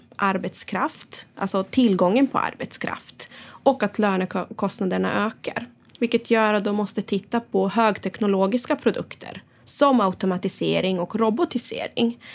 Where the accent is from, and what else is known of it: Sweden; moved away